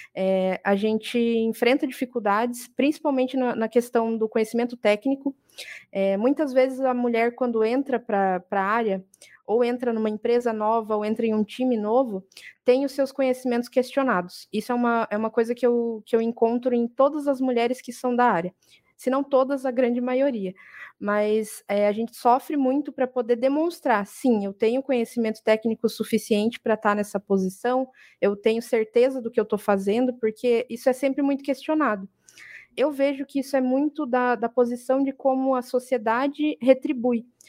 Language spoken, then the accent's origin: Portuguese; interior of Paraná, Brazil; now in Brusque, Brazil; Mas eu não sou daqui, eu sou do interior do Paraná.